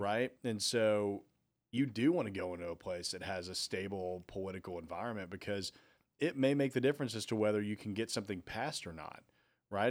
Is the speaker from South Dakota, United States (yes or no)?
no; Nashville, Tennessee, United States; I'm from Nashville